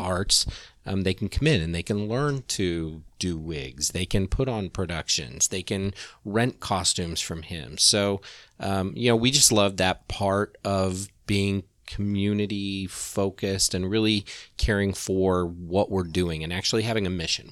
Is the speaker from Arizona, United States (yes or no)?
no; Kansas, United States; moved away as an adult; now in Orlando, United States; I grew up in Kansas. Um, and growing up as a gay kid in the eighties in, you know, small town Kansas